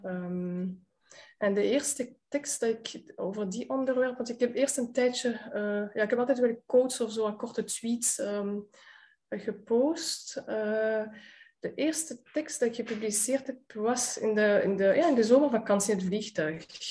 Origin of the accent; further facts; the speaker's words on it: Antwerp, Flanders, Belgium; een van de meest gesloten gemeenschappen van de stad Antwerpen waar ik ben opgegroeid